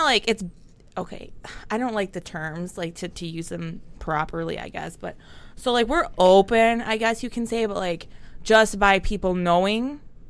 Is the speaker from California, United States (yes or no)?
no; Southfield, Michigan, United States; Well, I'm born and raised. I was born and raised in Southfield.